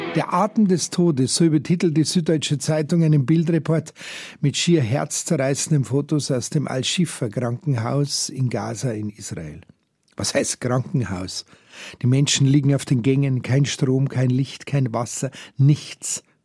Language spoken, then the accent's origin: German; Germany; bei uns hier in Deutschland